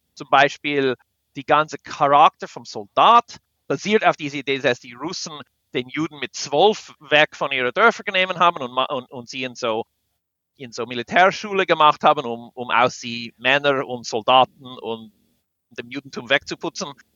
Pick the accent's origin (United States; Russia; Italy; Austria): United States; German is a second language; now in Switzerland; Also wir als Amerikaner